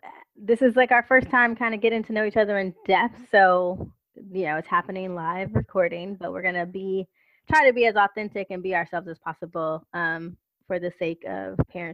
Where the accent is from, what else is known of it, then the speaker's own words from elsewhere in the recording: Los Angeles, California, United States; being born and raised in Los Angeles. I wasn't raised in the suburbs. I was born and raised in Watts and Compton. So our family was like in between Watts and Compton.